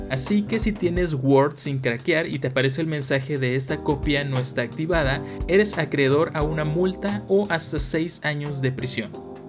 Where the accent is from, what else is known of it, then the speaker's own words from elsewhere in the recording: Mexico; como mexicanos